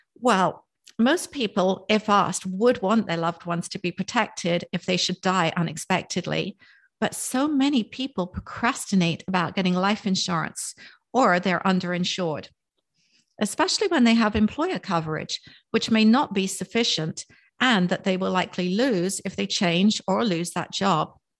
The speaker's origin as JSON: {"language": "English", "region": "England", "country": "United Kingdom", "tie": "born or raised there", "also_born_or_lived": "Cape May, New Jersey", "moved": "yes", "lives_now": "Palm City, United States", "said": "I was born and raised in England, just outside of London"}